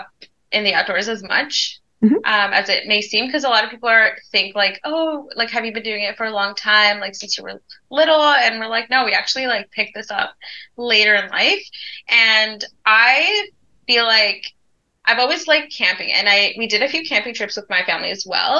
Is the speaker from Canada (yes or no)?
yes; Ontario, Canada; moved away; we were born in Ontario